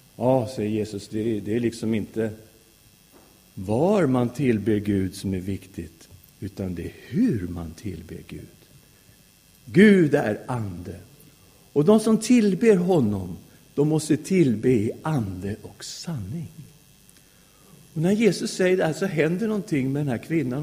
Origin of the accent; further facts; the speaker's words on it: Sweden; Jag är svensk därför att jag har svenska föräldrar